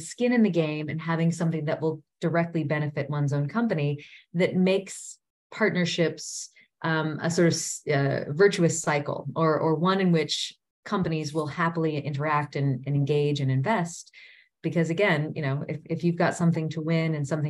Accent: United States; moved away as an adult; also born or lived in South Africa; as an American returning to her native soil after, a decade and a half away

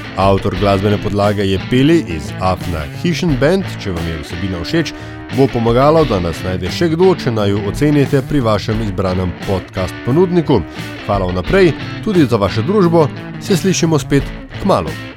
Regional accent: Slovenia; smo Slovenci

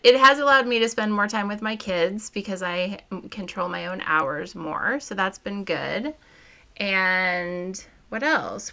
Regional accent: Missouri, United States; I grew up in Missouri, so I had a BB gun when I was a kid

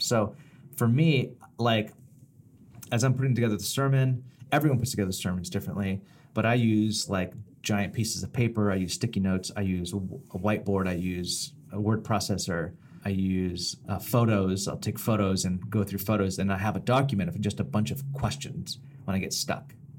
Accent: Bakersfield, California, United States; a long time in Bakersfield, my hometown

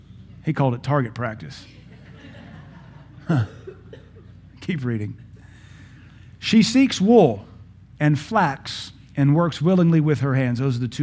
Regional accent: Pittsburgh, Pennsylvania, United States; born there; now in Baton Rouge, United States; I was born in Pittsburgh, but the Lord looked upon me and said, son, we're going to deliver you out of the hand of these abjects, these apostates. You'll know them as Yankees. I know them as pagans. The Lord took me to the south, to Baton Rouge, Louisiana.

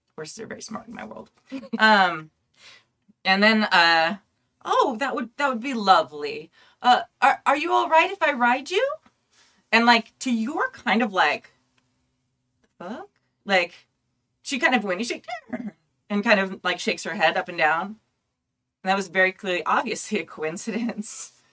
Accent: California, United States; I'm Californian

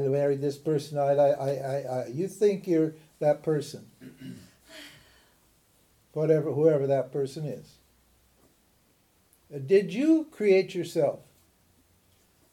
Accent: Butte, Montana, United States; also born or lived in Missoula, Montana; I was born in Missoula, in Butte, Montana, in 1941

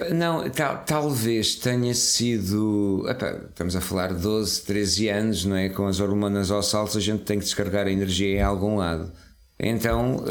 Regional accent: Serra da Estrela, Centro, Portugal; nasci na, na Serra da Estrela

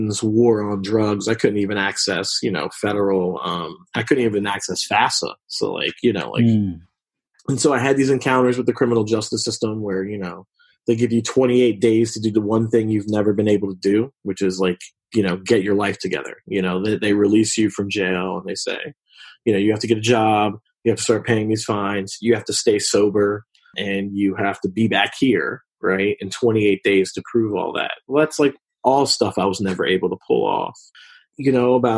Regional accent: Philadelphia, Pennsylvania, United States; I grew up in West Philadelphia.

